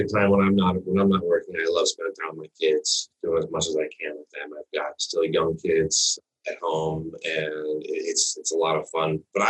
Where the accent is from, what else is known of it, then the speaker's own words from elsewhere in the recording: Midwest, United States; also born or lived in East Coast; I grew up in the Midwest and the East Coast learning to ski